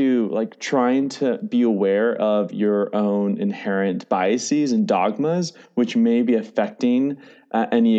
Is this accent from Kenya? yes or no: no; Seattle, Washington, United States; I grew up in the Seattle area